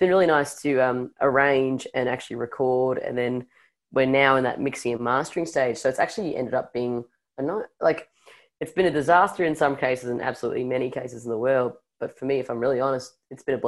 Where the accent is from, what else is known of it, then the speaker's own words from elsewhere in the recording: Melbourne, Victoria, Australia; growing up in Melbourne